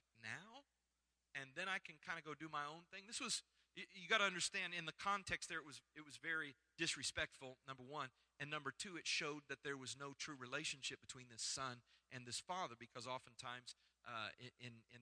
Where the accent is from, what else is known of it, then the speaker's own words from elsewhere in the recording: Iowa, United States; moved away; I grew up in Iowa where I've been to a pig farm